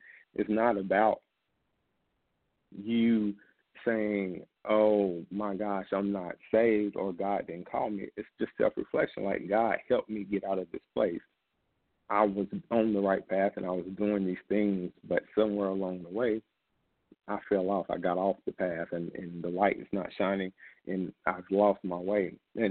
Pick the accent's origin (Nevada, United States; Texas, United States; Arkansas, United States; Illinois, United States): Arkansas, United States; Camden; And for me, coming from Arkansas, small towns in Arkansas, Southwest Arkansas, I was born in Camden, and I was lost for a long time.